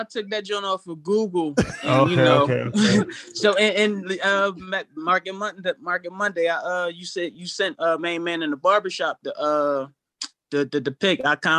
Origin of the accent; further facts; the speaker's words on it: Philadelphia, Pennsylvania, United States; I joined EYL. I'm from Philly too